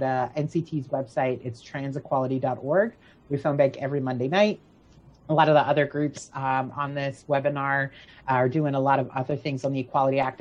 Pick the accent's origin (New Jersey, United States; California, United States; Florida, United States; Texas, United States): Florida, United States; where I'm from, my hometown is Florida